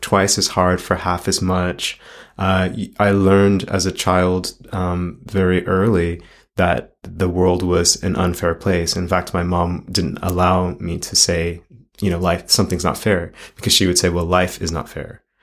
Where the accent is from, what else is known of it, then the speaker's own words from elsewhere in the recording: Los Angeles, California, United States; as a child growing up in Los Angeles